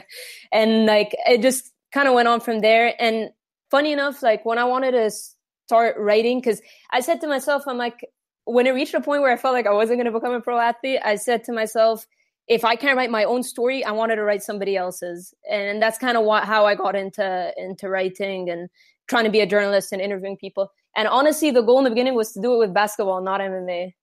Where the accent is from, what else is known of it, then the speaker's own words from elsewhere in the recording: Egypt; I was born and raised in Egypt